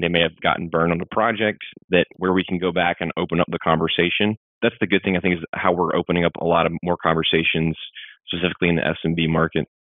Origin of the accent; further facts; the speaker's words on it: Mississippi, United States; I grew up in Mississippi